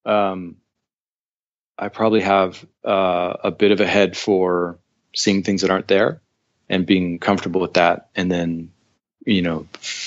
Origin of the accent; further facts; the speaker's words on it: Toronto, Ontario, Canada; also born or lived in Miami / New York; now in Seattle, United States; I grew up in Toronto and I lived in Miami and I lived in New York and I've been in Seattle since 2012